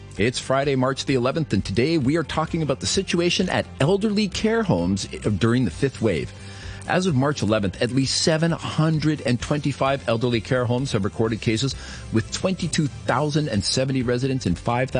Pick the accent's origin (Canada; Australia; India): Canada; now in Hong Kong; I'm originally from Canada